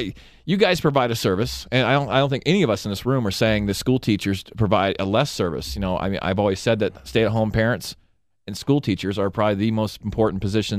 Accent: Michigan, United States; moved away; when I grew up in Michigan

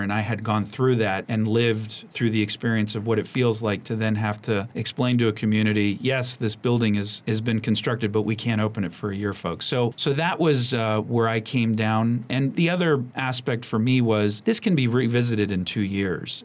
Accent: Montgomery County, Maryland, United States; growing up here was such a special place

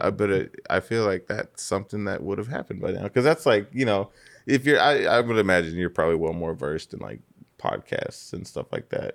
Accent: Riverside, California, United States; I grew up in Riverside

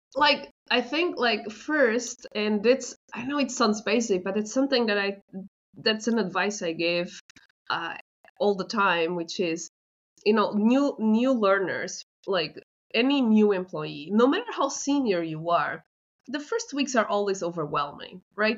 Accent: Portugal; I'm from Portugal

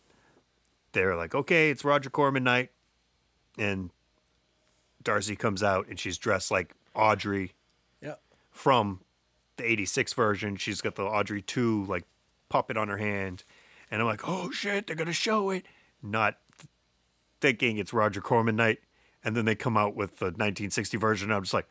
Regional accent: Massachusetts, United States; we're from Massachusetts.

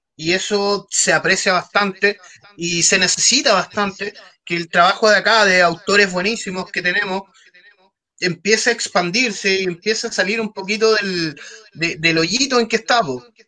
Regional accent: Talcahuano, Biobío, Chile; Yo soy de Talcahuano, amigo, igual digo que soy de Conce

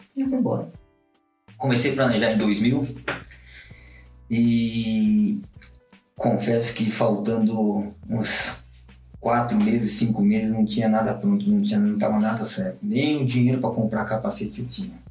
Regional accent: Brazil; moved away as an adult; also born or lived in Japan; sou brasileiro

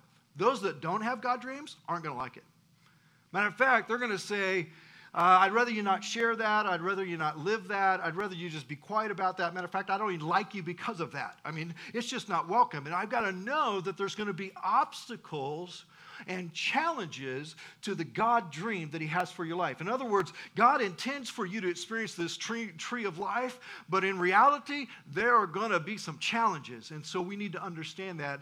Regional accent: South Central Nebraska, United States; I grew up in South Central Nebraska

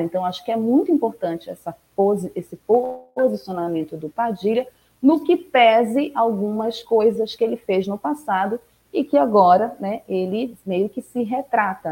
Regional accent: Pará, Brazil; aqui na minha terrinha, no meu estado

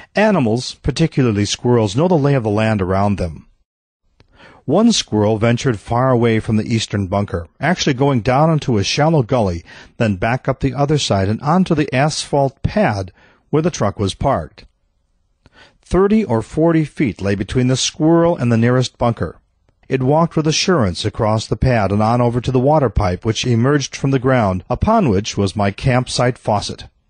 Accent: Midwest, United States; I grew up in the Midwest where squirrels were residents.

